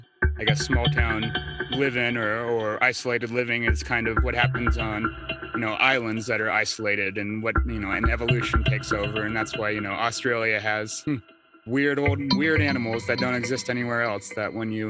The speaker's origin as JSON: {"language": "English", "town": "Ord", "region": "Nebraska", "country": "United States", "tie": "born or raised there", "also_born_or_lived": "San Diego, California", "said": "James and I both grew up in a small town, Nebraska. I'm from Orton, Nebraska"}